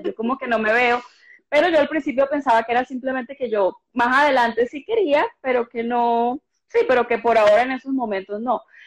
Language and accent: Spanish; Cartagena, Bolívar, Colombia; moved away as an adult; now in Bogotá, Colombia; yo soy una cartagenera que lleva muchos años, más de una década viviendo acá en Bogotá